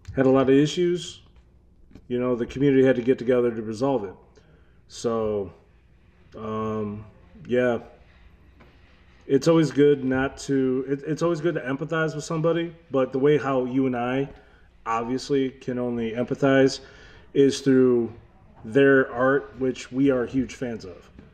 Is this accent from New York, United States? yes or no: no; Detroit, Michigan, United States; also born or lived in Florida / Novi, Michigan; I'm an eight-mile kid. That means I grew up off of many different cities off of eight mile.